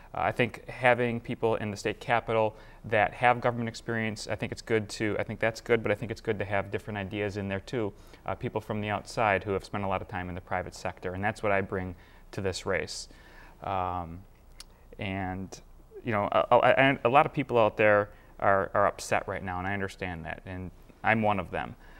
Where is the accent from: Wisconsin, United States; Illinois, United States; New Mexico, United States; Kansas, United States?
Wisconsin, United States; Madison; i grew up in Madison. I've lived here my entire life